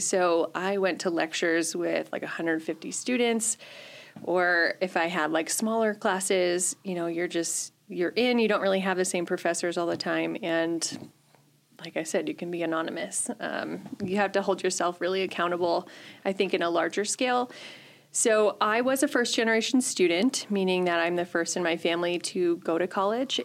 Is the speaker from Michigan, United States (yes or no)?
yes; a little town north of Grand Rapids, Michigan, United States; moved away as an adult; also born or lived in Kearney, Nebraska; now in Chadron, United States; I am originally from Michigan